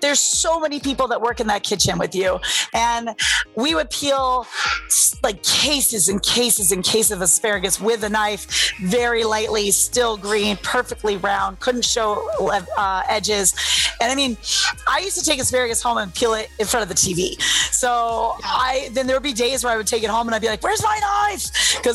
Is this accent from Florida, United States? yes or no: no; San Diego, California, United States; now in Las Vegas, United States; that's my hometown